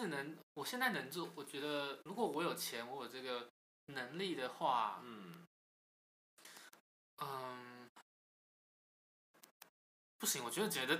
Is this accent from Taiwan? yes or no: yes; Banqiao, New Taipei, Taiwan; 我台北人。